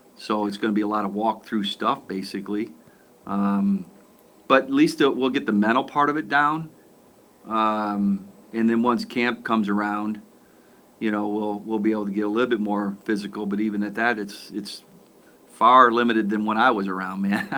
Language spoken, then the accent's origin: English; Aurora, Illinois, United States; I was born in Aurora. My wife was born in Aurora. We're Aurorans